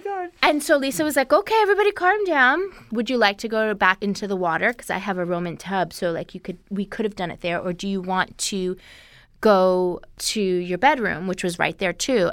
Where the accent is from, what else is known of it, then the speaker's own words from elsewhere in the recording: New York, United States; I grew up in New York